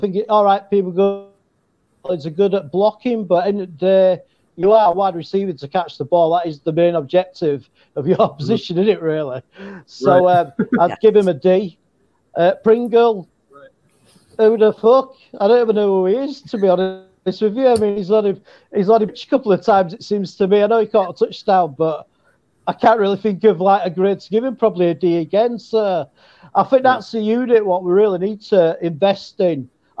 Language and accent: English; England, United Kingdom; Hey, Lynn, I'm from England, and it sounded good.